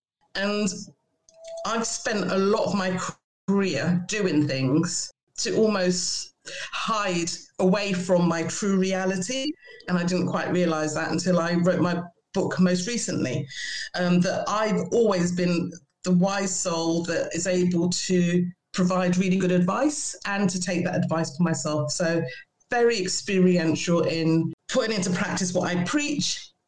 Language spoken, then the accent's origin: English; Boston, East Midlands, United Kingdom; as you can hear, I'm from Boston.